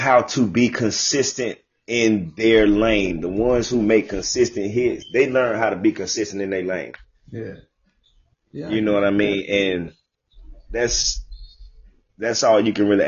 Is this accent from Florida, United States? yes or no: yes; Jacksonville, Florida, United States; I'm from Jacksonville.